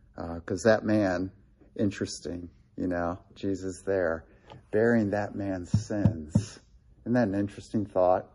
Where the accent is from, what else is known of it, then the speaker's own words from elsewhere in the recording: Delaware, Ohio, United States; he spoke at Gray Chapel in my hometown